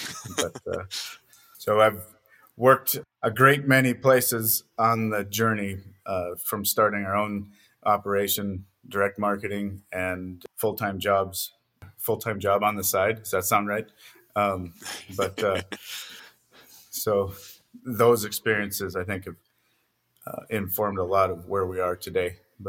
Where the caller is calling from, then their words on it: Lambert, Montana, United States; We're now in eastern Montana, a small town called Lambert.